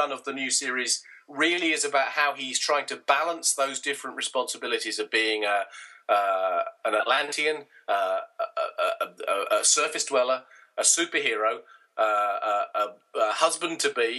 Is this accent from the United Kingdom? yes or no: yes; United Kingdom; My sort of formative years as a comic book reader in the UK